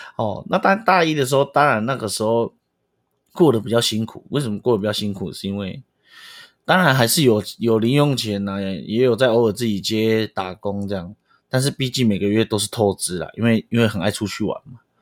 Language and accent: Chinese; Pingtung County, Taiwan; moved away as an adult; also born or lived in Taipei; 因为村长是屏东的土生土长的人，从来没有去过台北，尤其是北部，任何北部